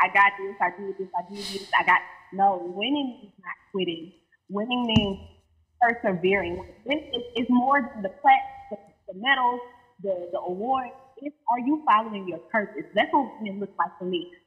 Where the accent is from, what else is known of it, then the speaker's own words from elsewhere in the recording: Baton Rouge, Louisiana, United States; also born or lived in Atlanta; I'm from Baton Rouge, Louisiana, that 225.